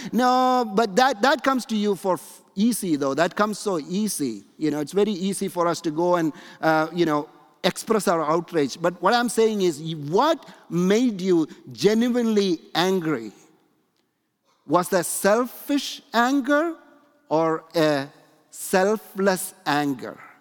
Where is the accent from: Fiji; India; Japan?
India; moved away; when I grew up in India